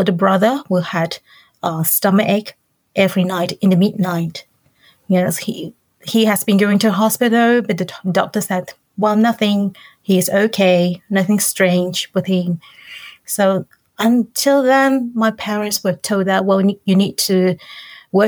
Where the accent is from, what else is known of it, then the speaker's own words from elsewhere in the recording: Hong Kong; moved away as an adult; now in Hokkaido, Japan; I'm from Hong Kong